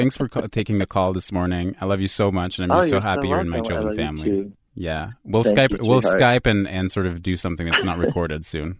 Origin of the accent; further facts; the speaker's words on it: Canada; I'm French Canadian.